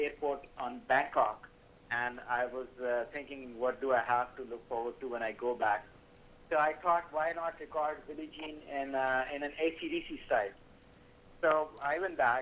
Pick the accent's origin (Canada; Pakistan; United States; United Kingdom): Pakistan; Karachi, Sindh; I'm from Karachi, Pakistan.